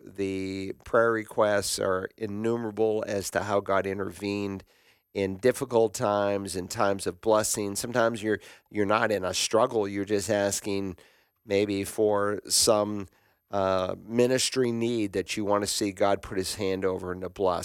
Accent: Worcester, Massachusetts, United States; My hometown was there

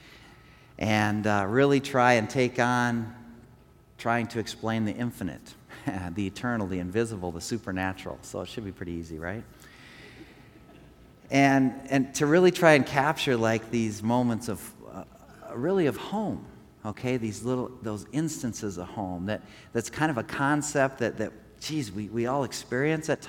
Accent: Rapid City, South Dakota, United States; I grew up here in Rapid City

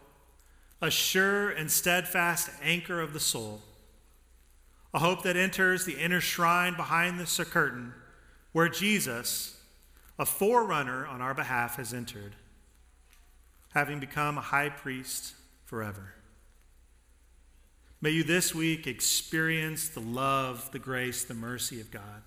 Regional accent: Denver, Colorado, United States; I grew up in Denver

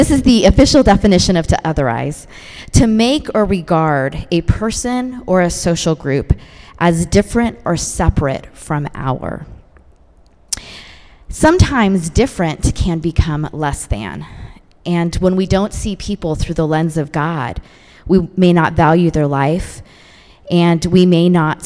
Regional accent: San Francisco Bay Area, California, United States; I grew up in the San Francisco Bay Area.

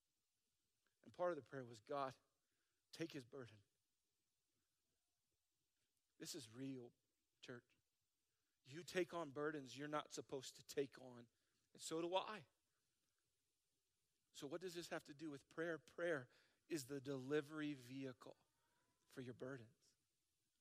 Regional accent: South Dakota, United States; I'm from South Dakota.

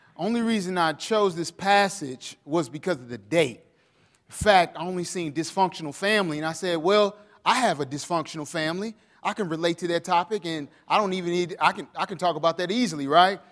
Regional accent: St. Louis, Missouri, United States; moved away; We come from Saint Louis, Missouri, uh, and I am a Missouri Tiger

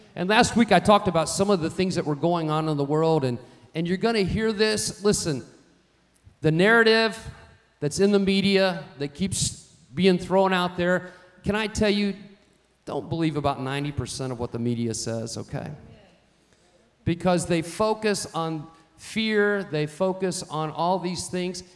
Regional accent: United States; I'm an American

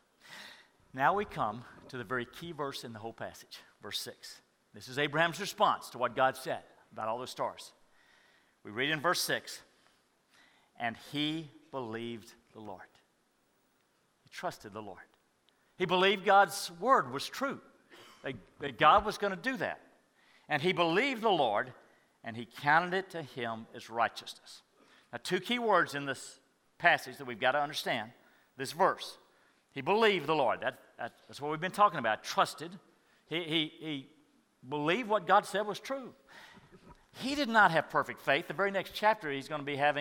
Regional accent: Madisonville, Texas, United States; I grew up in Madisonville, Texas, hour north where Bucky's is now

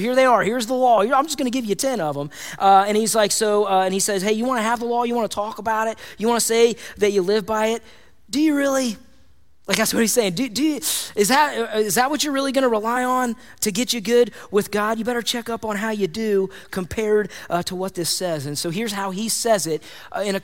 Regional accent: United States; I have pride in being American.

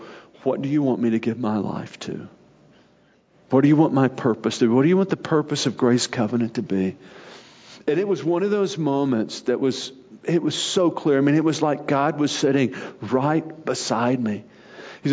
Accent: Arkansas, United States; moved away; growing up in Arkansas

